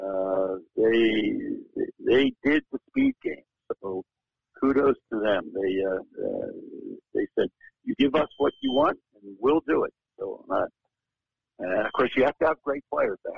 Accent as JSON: {"language": "English", "town": "Philadelphia", "region": "Pennsylvania", "country": "United States", "tie": "born or raised there", "also_born_or_lived": "Eugene, Oregon", "moved": "yes", "said": "my hometown of Philadelphia"}